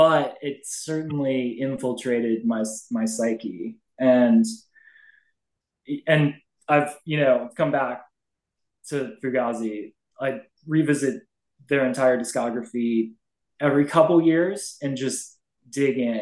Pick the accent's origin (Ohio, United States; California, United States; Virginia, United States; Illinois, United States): Virginia, United States; Northern; I grew up in Northern Virginia